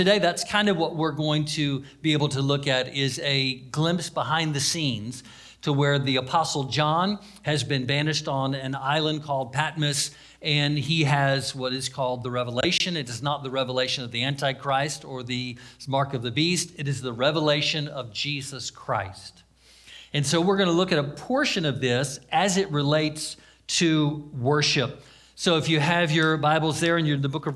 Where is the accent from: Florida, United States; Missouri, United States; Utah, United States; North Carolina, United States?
Florida, United States; Daytona Beach; I was raised in Daytona Beach, so we were about an hour, hour and a half from Walt Disney World